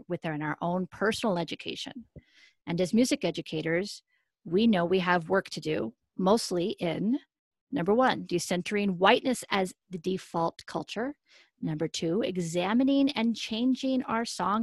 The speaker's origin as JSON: {"language": "English", "region": "Colorado", "country": "United States", "tie": "born or raised there", "said": "I grew up in Colorado"}